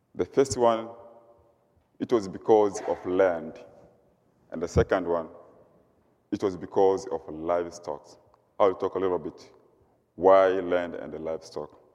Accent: Mugumu, Mara, Tanzania; moved away as an adult; now in Goshen, United States; I come from Tanzania, East Africa. I lived in a rural area. The place is called, it's called Mugumu, Serengeti

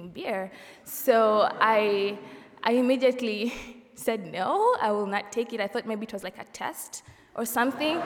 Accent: Kampala, Central Region, Uganda; moved away as an adult; now in Goshen, United States; I'm from Kampala, Uganda

